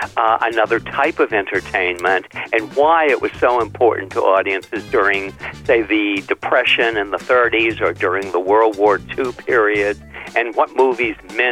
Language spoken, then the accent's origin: English; Concord, New Hampshire, United States; growing up in Concord, the most wonderful place in the world to grow up.